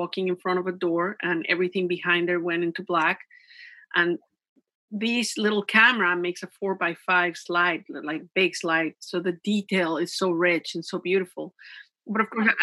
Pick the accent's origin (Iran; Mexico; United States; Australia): Mexico; English is a second language; also born or lived in Vancouver Island, Canada; now in Canada; When I was growing up in Mexico, my mother really wanted us, the children, to learn English